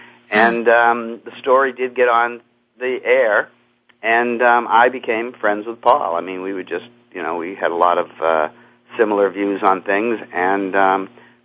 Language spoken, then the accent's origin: English; Cape Cod, Massachusetts, United States; I grew up on Cape Cod in Massachusetts